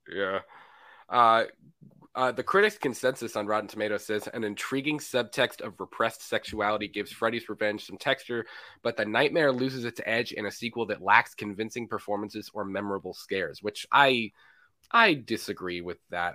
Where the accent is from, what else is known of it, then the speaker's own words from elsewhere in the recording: Florida, United States; I'm from Florida